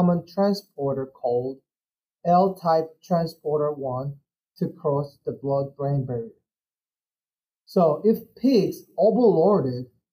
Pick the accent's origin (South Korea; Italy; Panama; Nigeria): South Korea; moved away as an adult; also born or lived in Illinois, United States; I'm originally from South Korea.